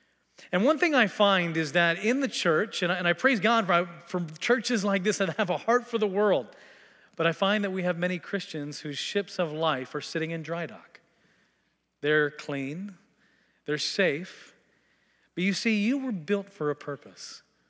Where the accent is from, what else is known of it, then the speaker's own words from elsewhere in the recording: Tanzania; also born or lived in Texas, United States / Kenya; I was born in Texas, grew up in Tanzania and Kenya, East Africa, came back to the States to attend the U.S. Air Force Academy